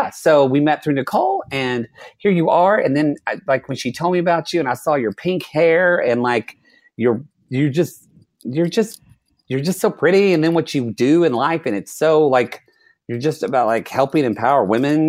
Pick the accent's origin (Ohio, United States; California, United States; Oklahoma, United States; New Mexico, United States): Oklahoma, United States; moved away; also born or lived in Texas; I'm really from Oklahoma